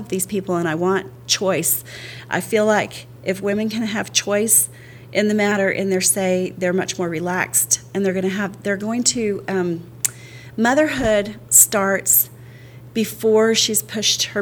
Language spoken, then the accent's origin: English; El Paso, Texas, United States; but El Paso I claim as home because I, I spent from sixth grade to twelfth grade there, and then I did kindergarten, first grade there.